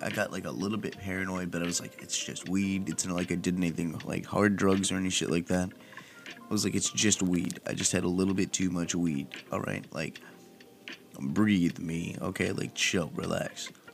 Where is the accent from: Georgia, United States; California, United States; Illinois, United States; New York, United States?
California, United States; Palm Desert; moved away; my hometown of Palm Desert